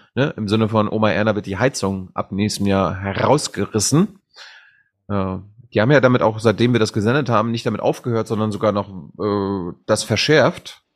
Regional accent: Leuschentin, Mecklenburg-Vorpommern, Germany; now in Berlin, Germany; in meinem Heimatdorf in Leuschentin, wo 150 Leute leben

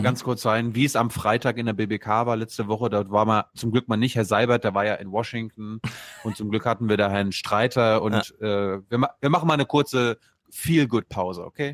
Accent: Germany; als Europäer, als Deutsche

